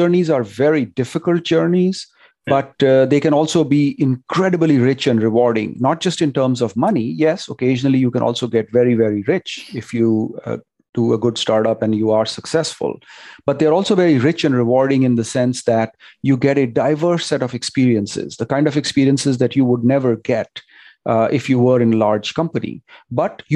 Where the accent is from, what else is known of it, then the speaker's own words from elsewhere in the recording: India; moved away as an adult; now in Silicon Valley, United States; growing up in India